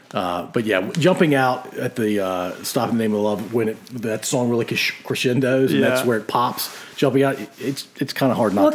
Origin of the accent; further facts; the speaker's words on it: Ashland, Virginia, United States; I'm basically still in Ashland.